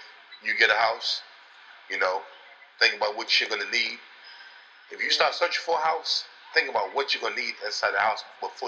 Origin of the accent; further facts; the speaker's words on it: Baltimore, Maryland, United States; We come from Baltimore.